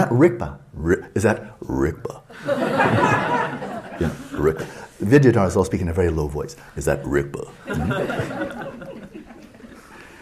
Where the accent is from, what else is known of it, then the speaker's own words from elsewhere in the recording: United States; I'm not an American down to my ground